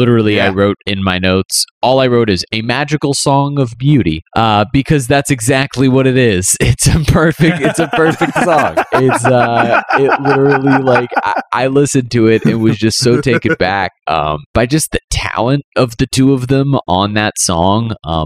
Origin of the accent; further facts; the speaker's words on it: East Coast, United States; growing up on the East Coast, it was always like New York was like the destination.